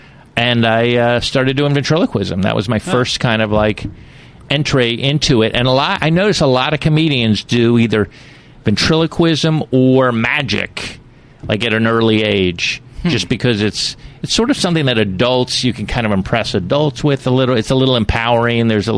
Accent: Silver Spring, Maryland, United States; also born or lived in Plantation, Florida; A couple places. Silver Spring, Maryland.

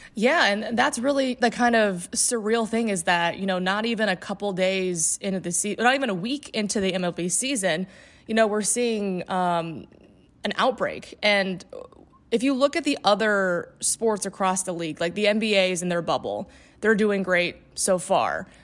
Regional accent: Indiana, United States; moved away; also born or lived in Gainesville, Florida / Upper Peninsula, Michigan; I'm from Indiana originally.

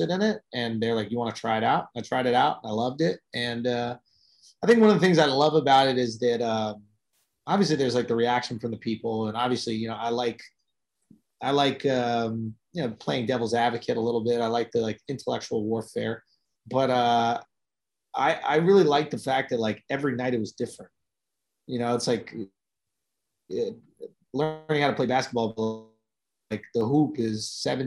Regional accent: New York, United States; I'm from New York

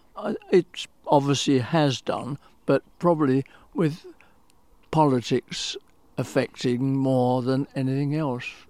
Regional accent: United Kingdom; I'm British through and through

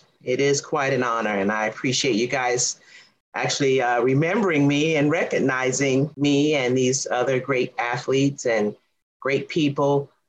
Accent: Miami, Florida, United States; I grew up in Coconut Grove, and I grew up playing sports every single day of my life.

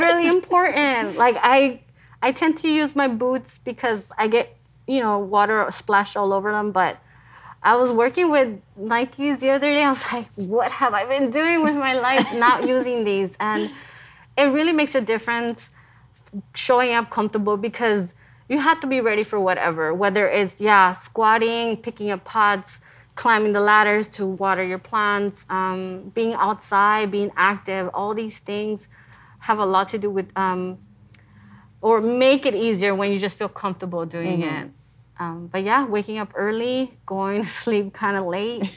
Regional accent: Los Angeles, California, United States; also born or lived in Mexico City, Mexico; I'm from Highland Park, which is a town only 5 minutes north from where I'm at.

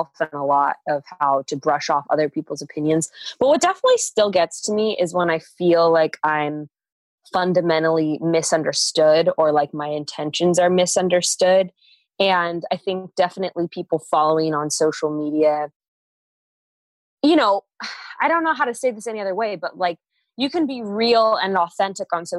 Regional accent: Fresno, California, United States; I come from a fairly small town. Actually, it's not that small, but it's like a small community. I'm from Fresno.

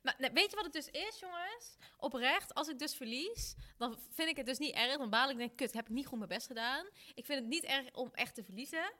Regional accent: North Brabant, Netherlands; ik kom uit Brabant en dan vieren we lekker carnaval

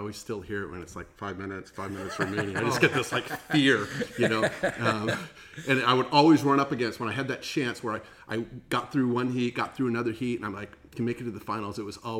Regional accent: Fountain Valley, California, United States; I grew up actually in Fountain Valley.

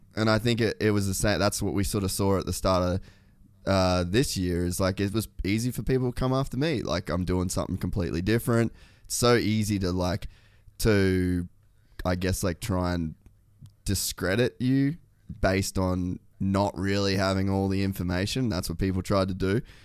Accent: Australia; moved away; also born or lived in United States; I'm Australian

